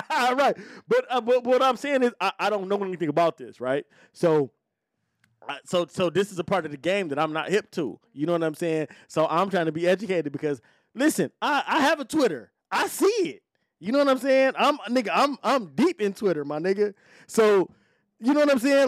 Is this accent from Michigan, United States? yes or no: yes; Detroit, Michigan, United States; I'm from Detroit.